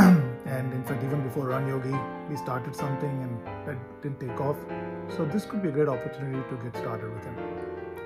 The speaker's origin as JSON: {"language": "English", "town": "Bangalore", "region": "Karnataka", "country": "India", "moved": "yes", "lives_now": "Houston, United States", "said": "I am from Bangalore, India, but I live in Houston, Texas now."}